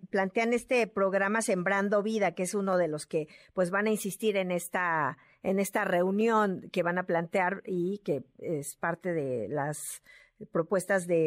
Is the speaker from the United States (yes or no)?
no; Mexico; nosotros como mm, mexicanos